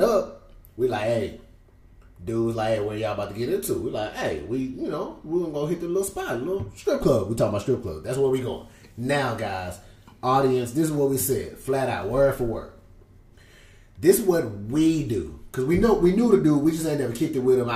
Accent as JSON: {"language": "English", "town": "Houston", "region": "Texas", "country": "United States", "said": "I'm from Houston"}